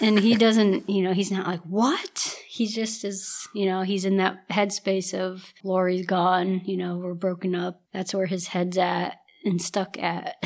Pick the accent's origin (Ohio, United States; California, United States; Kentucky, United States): Ohio, United States; I live in Ohio, born and raised in Ohio, have always, have lived here my entire life.